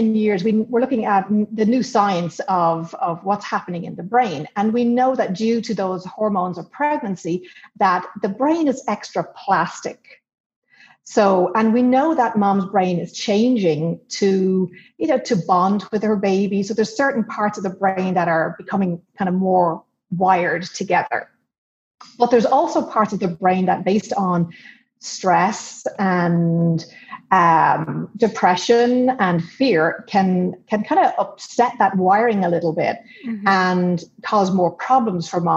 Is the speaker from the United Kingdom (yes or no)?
no; Ireland; moved away as an adult; now in United States; I grew up in Ireland and we've traveled all over the world, but we've settled back here in the US.